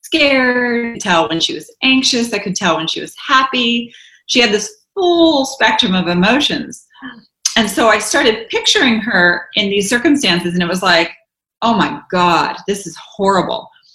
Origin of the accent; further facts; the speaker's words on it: the South, United States; I grew up in the South